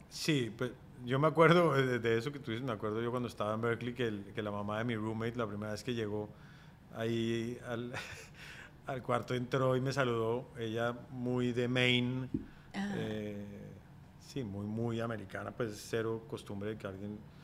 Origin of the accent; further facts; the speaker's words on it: Colombia; moved away as an adult; also born or lived in Bogotá; mi tierra es Colombia, mi país es Colombia